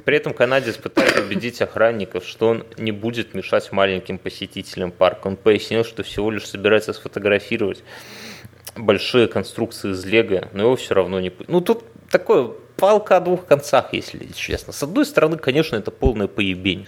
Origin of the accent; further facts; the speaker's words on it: Belarus; я говорю как белорус